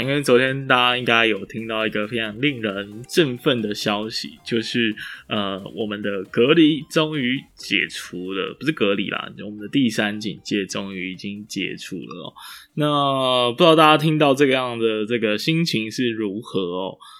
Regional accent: Taiwan; 我们台湾人

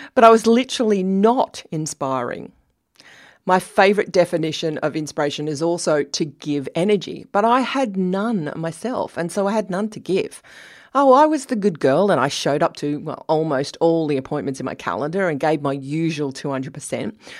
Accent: Australia; I'm Australian.

